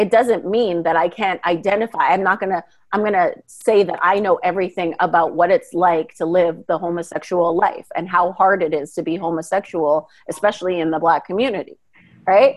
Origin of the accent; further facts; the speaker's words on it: Winnipeg, Manitoba, Canada; I was born and raised in Canada, in Winnipeg, Manitoba